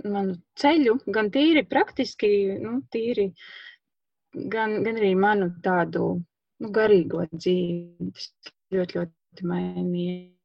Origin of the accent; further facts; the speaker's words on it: Lubāna, Madona Municipality, Latvia; moved away as an adult; also born or lived in Riga; now in Madona, Latvia; es pati esmu tāda orģināla no Lubānas, un aizejot studēt uz Rīgu